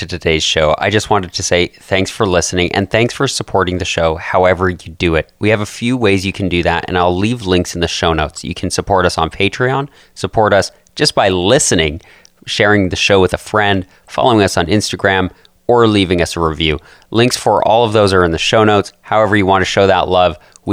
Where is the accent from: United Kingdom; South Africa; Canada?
Canada; Calgary, Alberta; I'm from Calgary, Canada.